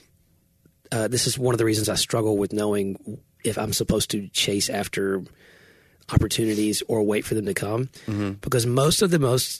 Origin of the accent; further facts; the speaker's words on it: Tennessee, United States; I'm from Tennessee.